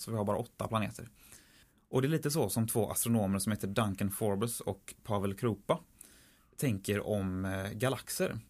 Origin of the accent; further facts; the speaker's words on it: Tjörn, Västra Götaland, Sweden; på Tjörn där jag kommer ifrån